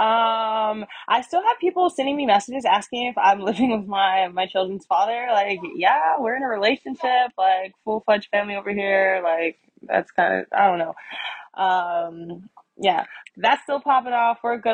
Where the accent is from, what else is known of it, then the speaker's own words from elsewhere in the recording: United States; I'm just American who happens to be black. Like I'm black. I'm American.